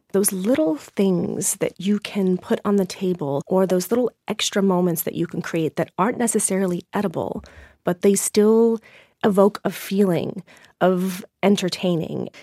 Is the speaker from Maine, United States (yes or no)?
yes; Maine, United States; brought myself back to my hometown